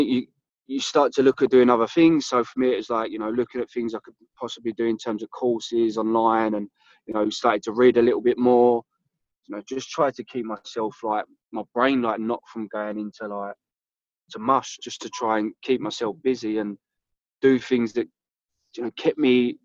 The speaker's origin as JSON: {"language": "English", "region": "London", "country": "United Kingdom", "tie": "born or raised there", "said": "I grew up in South London, which is a place called Bermondsey, which is right by Millwall Stadium."}